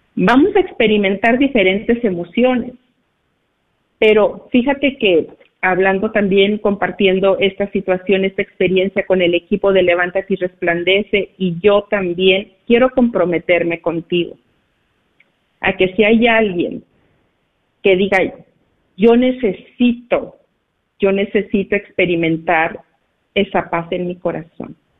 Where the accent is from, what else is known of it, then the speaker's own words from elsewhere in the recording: Cuauhtémoc, Durango, Mexico; moved away; nos encontramos de vacaciones aquí en mi pueblo, aquí en México, en Cuauhtémoc, Durango